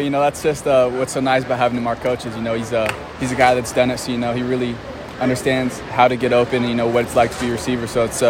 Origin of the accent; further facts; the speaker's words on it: San Diego, California, United States; moved away as an adult; now in Nashville, United States; I'm from San Diego.